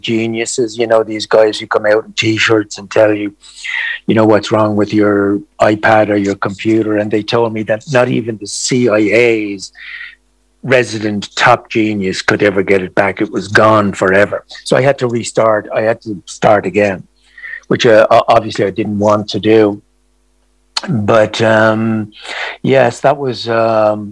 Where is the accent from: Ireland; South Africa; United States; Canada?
Ireland; I grew up in Ireland in a time which was darkly repressive for so many of our population, especially women